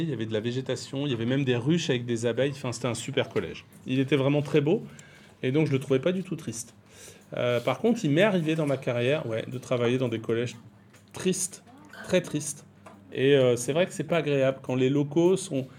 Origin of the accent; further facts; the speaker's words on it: Brittany, France; moved away as an adult; also born or lived in Tourcoing / Paris / Normandy; now in Maré, New Caledonia; J'étais en Bretagne, qui est ma région d'origine